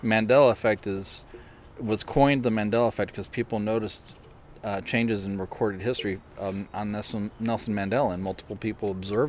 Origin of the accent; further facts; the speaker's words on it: Ireland; You know, and well, I'm Irish.